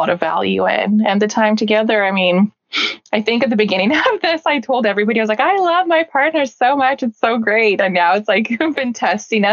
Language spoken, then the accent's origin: English; British Columbia, Canada; also born or lived in Siberia, Russia; we're from Canada